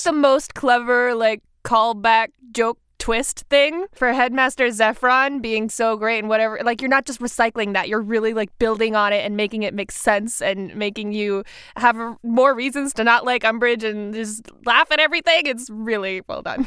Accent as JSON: {"language": "English", "region": "South Carolina", "country": "United States", "said": "I'm from South Carolina"}